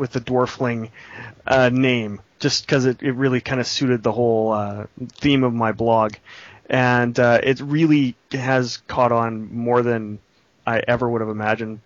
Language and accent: English; Edmonton, Alberta, Canada; I'm from Edmonton, Alberta, Canada